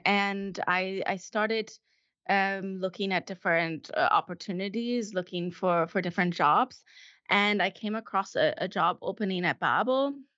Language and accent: English; Colorado, United States; moved away as an adult; also born or lived in California / Chile / Stuttgart, Germany; now in Germany; I grew up in Colorado